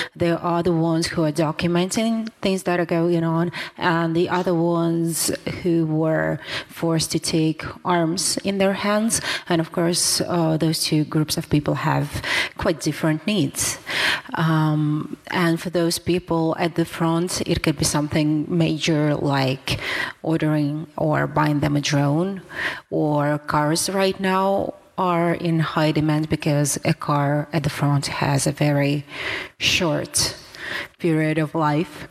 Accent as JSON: {"language": "English", "region": "Kyiv", "country": "Ukraine", "moved": "as an adult", "lives_now": "Berlin, Germany", "said": "I'm first AD from Kiev, Ukraine"}